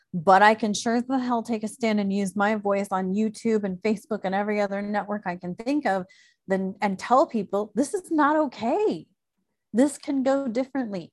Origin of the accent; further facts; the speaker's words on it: Illinois, United States; moved away; also born or lived in Chicago; I grew up in Illinois